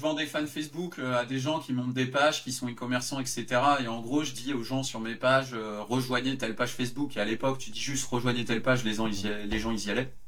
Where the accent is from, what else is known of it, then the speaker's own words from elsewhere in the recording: Yvelines suburbs, Île-de-France, France; je venais de la banlieue des Yvelines